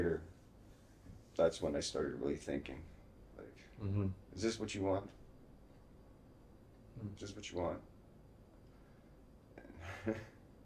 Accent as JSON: {"language": "English", "town": "Hamilton", "region": "Ontario", "country": "Canada", "tie": "born or raised there", "also_born_or_lived": "Peterborough / Windsor", "moved": "yes", "said": "I grew up in Hamilton"}